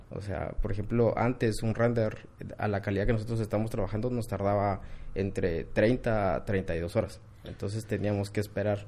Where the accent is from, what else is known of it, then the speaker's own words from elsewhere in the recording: Quetzaltenango, Guatemala; regresé a Shela, yo soy de Shela